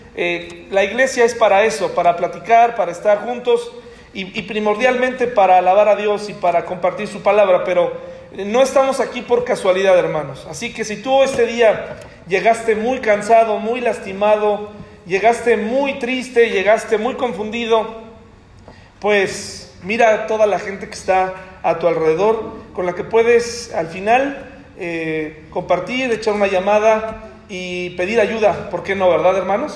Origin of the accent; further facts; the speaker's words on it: Mexico; como mexicano